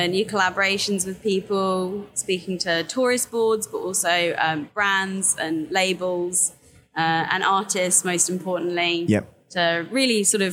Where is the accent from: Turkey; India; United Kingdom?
United Kingdom; Brighton, South East England; Grew up in Brighton. Keep on trying to leave, but it just keeps on like dragging me back